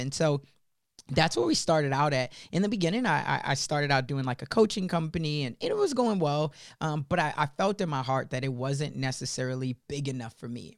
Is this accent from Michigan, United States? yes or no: no; Chicago, Illinois, United States; when I was first growing up in Chicago, when I was eight years old